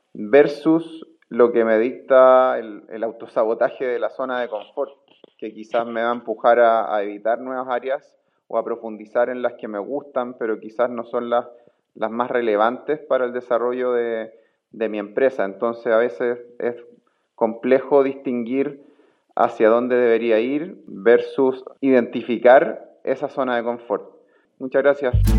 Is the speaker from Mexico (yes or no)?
no; Chile; now in Finland; chileno residente en Finlandia